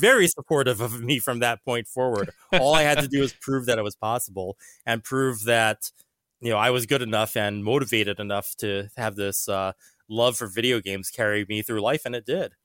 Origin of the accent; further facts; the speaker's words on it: Hawaii, United States; moved away; I grew up in Hawaii